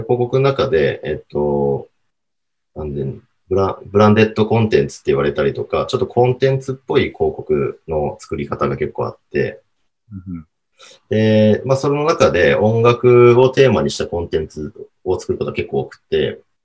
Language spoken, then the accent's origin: Japanese; Hokkaido, Japan; also born or lived in Sapporo; now in Tokyo, Japan; 地元北海道